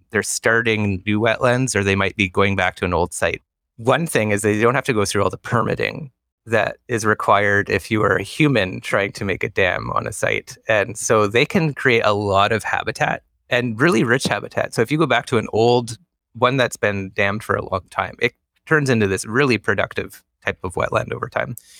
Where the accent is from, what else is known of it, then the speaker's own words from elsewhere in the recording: Ontario, Canada; now in British Columbia, Canada; I'm from Ontario.